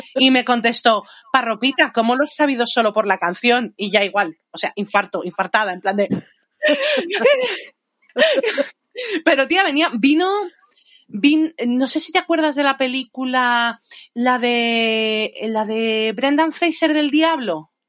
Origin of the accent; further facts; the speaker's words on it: Spain; moved away; also born or lived in England / London; era nacida en Inglaterra pero criada en España